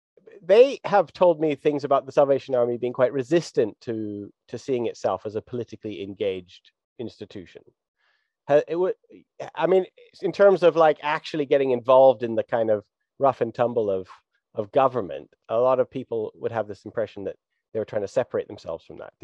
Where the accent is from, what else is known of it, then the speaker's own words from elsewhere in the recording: Alberta, Canada; also born or lived in Vancouver; I'm born in Vancouver and I grew up in Alberta.